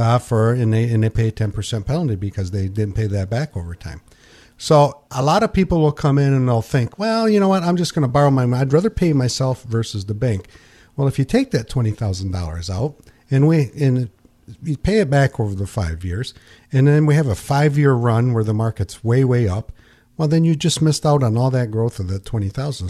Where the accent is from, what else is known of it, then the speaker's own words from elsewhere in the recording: Pinkani, United States; when I grew up in Pinkani, I sold night crawlers